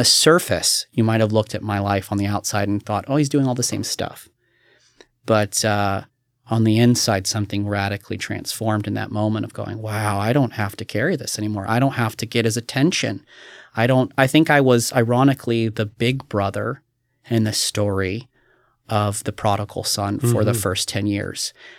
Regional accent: Kentucky, United States; now in Oregon, United States; I remember growing up in Kentucky and you hear somebody and be like, oh yeah, I saw that guy. And it's like, oh, that's kind of amazing. But you know, here in Oregon, it's like, go to Portland.

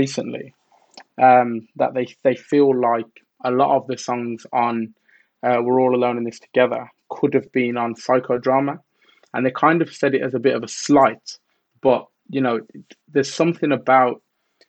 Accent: Birmingham, West Midlands, United Kingdom; growing up in Birmingham in England

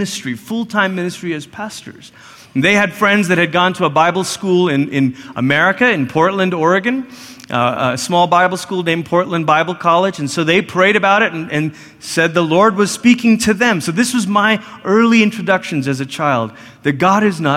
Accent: Malaysia; moved away; I grew up in Malaysia, which is about as far as you can go on the other side of the world before you start coming back

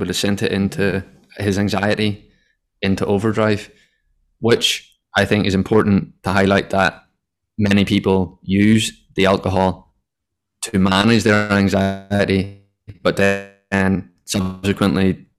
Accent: Ireland; I guess growing up in Ireland, the first thing that anyone associates with anyone from Ireland is that we're all alcoholics.

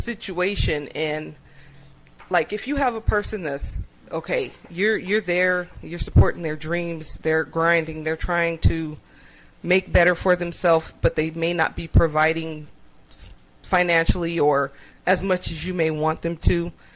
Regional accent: Upland, California, United States; from Upland

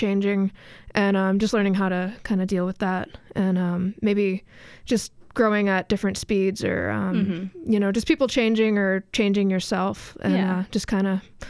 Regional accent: Boston, Massachusetts, United States; I grew up in Boston. I still live there.

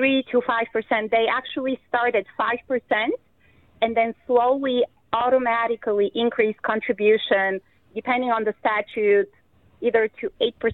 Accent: Bulgaria; now in Iowa, United States; the country where I'm from originally, Bulgaria

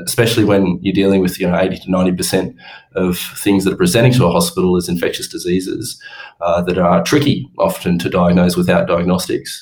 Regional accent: Orange, New South Wales, Australia; moved away as an adult; also born or lived in Townsville / Perth; I grew up in Orange

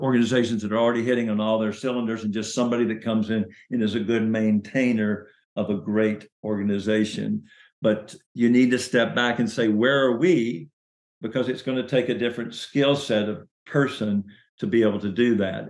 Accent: Chattanooga, Tennessee, United States; So I was born in Chattanooga, Tennessee

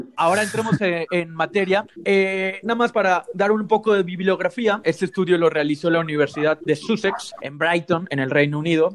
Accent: Mexico; somos mexicanos

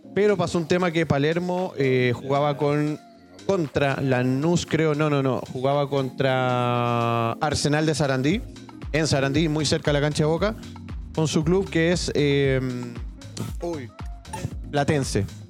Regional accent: Chile; Acá en Chile

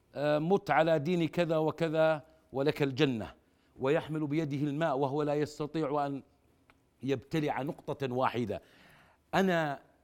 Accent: Jordan; انا كاردني

